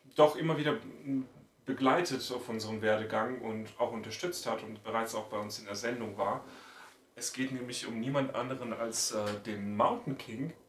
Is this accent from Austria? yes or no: no; Bulgaria; first language Bulgarian; German is a second language; now in Germany; aber ich beherrsche Deutsch mittlerweile besser als Bulgarisch.